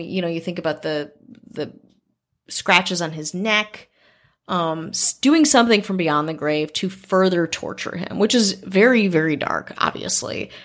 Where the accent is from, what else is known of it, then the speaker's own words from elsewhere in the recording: Wisconsin, United States; moved away; I grew up in Wisconsin